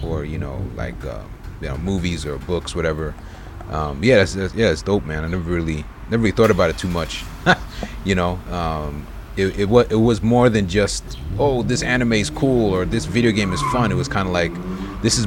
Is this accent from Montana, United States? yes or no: no; Brentwood, New York, United States; growing up in Brentwood